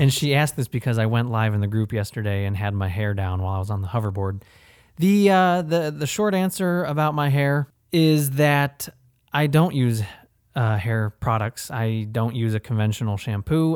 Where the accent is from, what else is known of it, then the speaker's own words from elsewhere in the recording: Ohio, United States; now in Florida, United States; we're both from Ohio